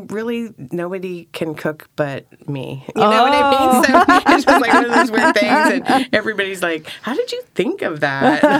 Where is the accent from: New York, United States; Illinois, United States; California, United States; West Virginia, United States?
California, United States; Sacramento; now in Oregon, United States; No, I'm actually from Sacramento.